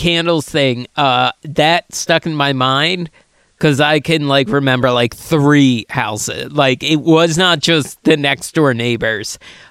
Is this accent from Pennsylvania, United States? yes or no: yes; Chichester, Pennsylvania, United States; also born or lived in Boothwyn, Pennsylvania / Marcus Hook, Pennsylvania / Delaware County, Pennsylvania; I'm from Chichester, Pennsylvania.